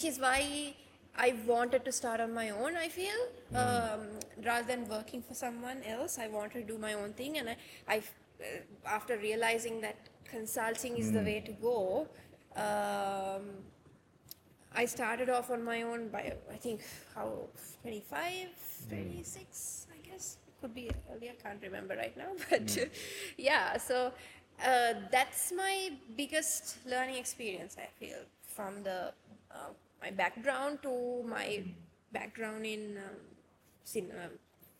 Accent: Kandy, Central Province, Sri Lanka; now in Colombo, Sri Lanka; I was born and raised in Kandy.

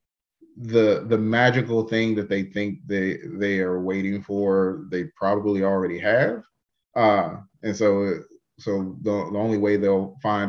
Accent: Kansas City, Missouri, United States; I'm from Kansas City. I've done a little bit, you know, graduated from Paseo High School

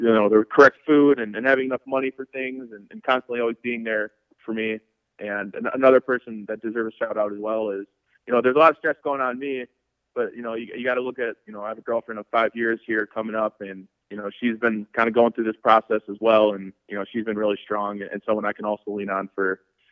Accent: Hartford, Wisconsin, United States; moved away; my hometown in Hartford, Wisconsin

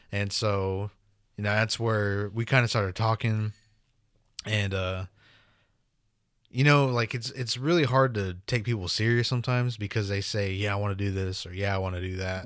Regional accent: Oklahoma, United States; growing up in Oklahoma

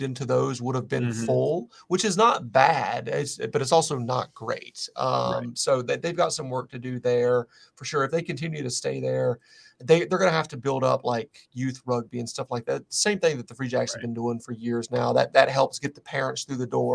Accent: Western North Carolina, United States; my hometown where I grew up in Western North Carolina

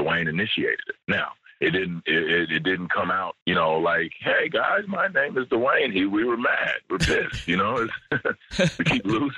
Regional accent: United States; moved away as an adult; I'm an American living in another country.

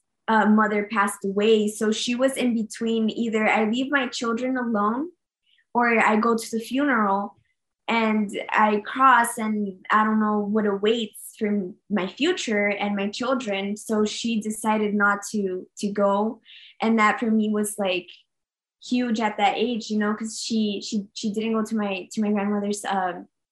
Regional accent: Nogales, Arizona, United States; also born or lived in Phoenix, Arizona; we lived in Phoenix, and then we moved to Nogales

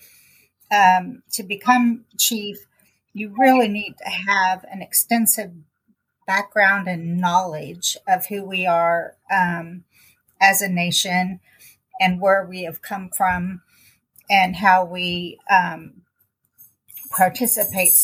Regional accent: Kansas City, Missouri, United States; I grew up in Kansas City, Missouri on the South End.

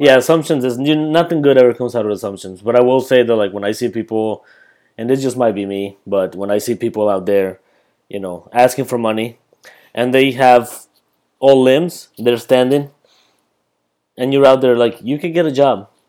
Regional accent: Colombia; moved away; when I came back from Colombia, the city that I'm from is pretty much New York City, but bigger

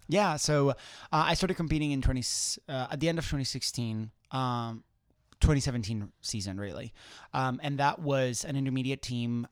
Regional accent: Spain; moved away; I'm originally from Spain.

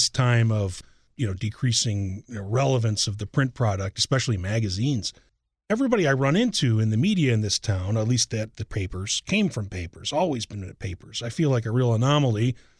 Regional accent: Chicago, Illinois, United States; born or raised there; moved away as an adult

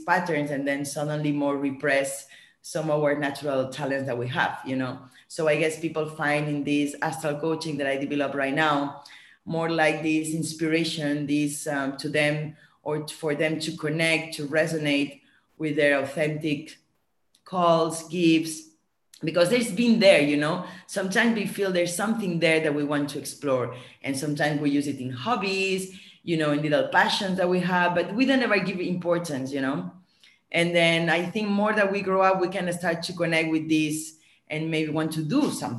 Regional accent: Barcelona, Catalonia, Spain; also born or lived in France / Switzerland / New York; now in Bali, Indonesia; I'm born and raised in Barcelona.

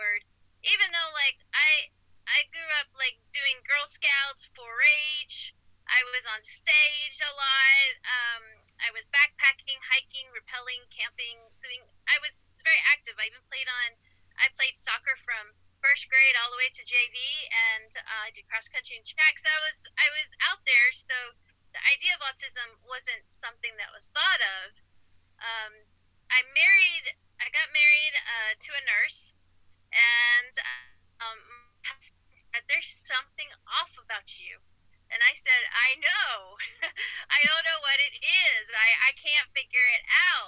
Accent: Ohio, United States; When I was raised in Ohio

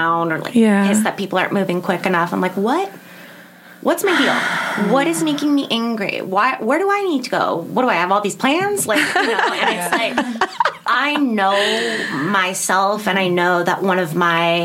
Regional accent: Las Vegas, Nevada, United States; moved away as an adult; now in Los Angeles, United States; I'm from Vegas originally

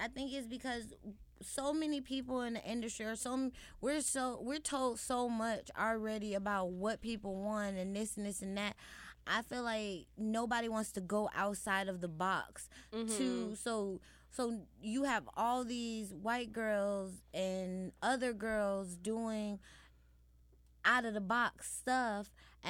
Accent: Chicago, Illinois, United States; I understand I'm from Chicago, but not everybody from Chicago is hood or whatever.

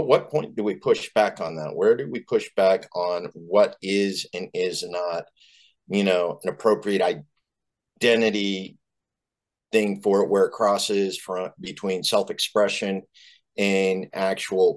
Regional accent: Boise, Idaho, United States; I was raised in Boise, Idaho, you know, conservative capital of the world

